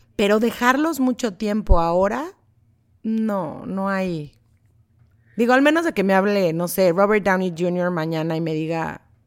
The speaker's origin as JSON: {"language": "Spanish", "country": "Mexico", "moved": "as an adult", "lives_now": "Los Angeles, United States", "said": "crecí con …, soy mexicana"}